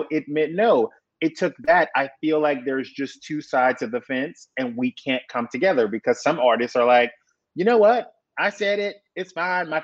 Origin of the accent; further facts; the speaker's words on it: South Louisiana, United States; growing up in South Louisiana